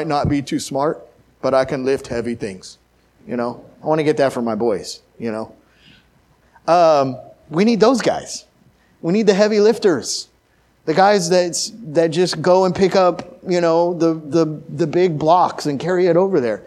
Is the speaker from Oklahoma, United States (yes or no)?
yes; Oklahoma City, Oklahoma, United States; also born or lived in Missouri / Nebraska; now in Glendale, United States; I'm from Oklahoma City. I lived in Missouri for 8 years, and then I was in Nebraska for 10 years.